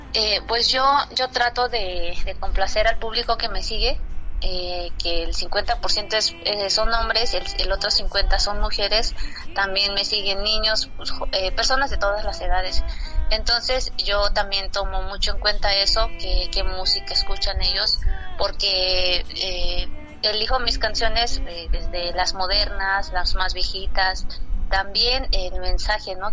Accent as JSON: {"language": "Spanish", "area": "Sierra Mazateca", "region": "Oaxaca", "country": "Mexico", "first_language": "Mazatec", "second_language": "Spanish", "said": "nuestro baile tradicional en, allá en la Sierra Mazateca"}